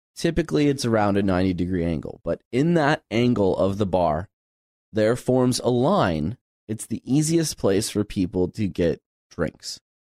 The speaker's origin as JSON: {"language": "English", "region": "Midwest", "country": "United States", "tie": "born or raised there", "said": "growing up in the Midwest"}